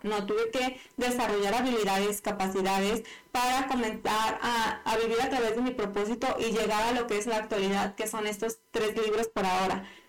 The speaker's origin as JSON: {"language": "Spanish", "country": "Mexico", "said": "yo que soy mexicana"}